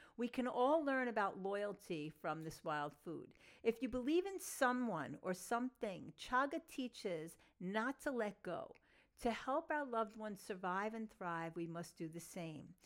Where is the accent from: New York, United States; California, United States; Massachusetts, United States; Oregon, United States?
New York, United States; Long Island; accent: New York Long Island Jewish; my New York, um, Long Island Jewish accent